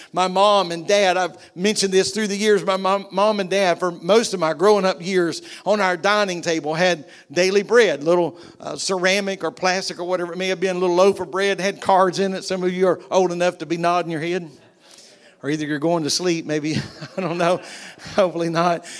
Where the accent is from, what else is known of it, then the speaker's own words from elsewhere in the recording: United States; I'm American